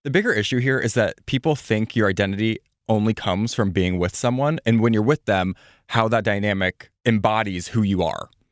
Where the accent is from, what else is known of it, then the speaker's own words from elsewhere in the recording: Midwest, United States; I'm from the Midwest